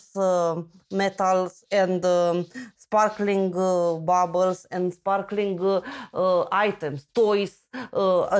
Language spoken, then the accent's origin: English; Romania; English is a second language; also born or lived in Constanța; I'm from Romania. I'm from a small town in the mountains, but right now I live in Constanța at the seaside